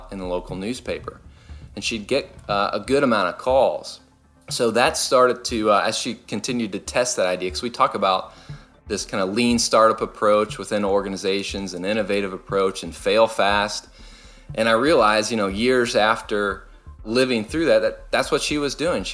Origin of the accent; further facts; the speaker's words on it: Louisville, Kentucky, United States; moved away; I grew up in Louisville, Kentucky, and that's where they still are